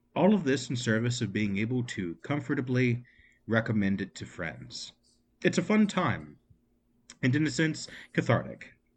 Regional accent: United States; I'm an American

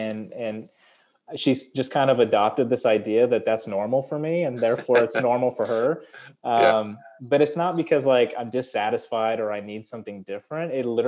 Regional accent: San Antonio, Texas, United States; also born or lived in New York; I am a Texan. And it took me a long time to admit that. But really, this is where I've lived the most. This is where most of my memories are.

